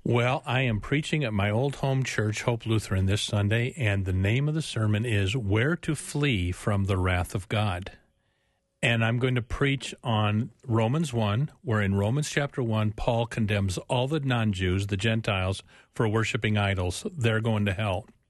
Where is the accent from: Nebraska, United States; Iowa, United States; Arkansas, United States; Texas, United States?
Nebraska, United States; Omaha; now in Minneapolis, United States; I grew up in Omaha, Nebraska, and here I am up in Minneapolis